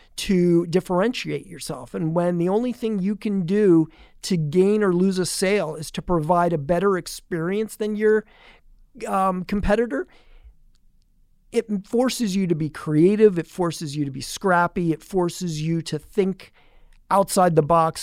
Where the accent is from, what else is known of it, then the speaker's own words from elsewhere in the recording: Allentown, Pennsylvania, United States; now in Tampa, United States; I actually grew up the oldest of three boys in, um, the north, e-, eastern part of Pennsylvania